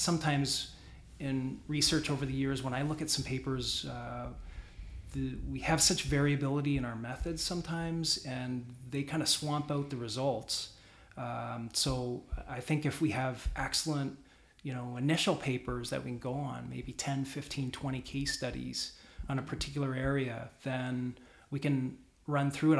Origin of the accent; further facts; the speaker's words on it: Canada; I'm Canadian too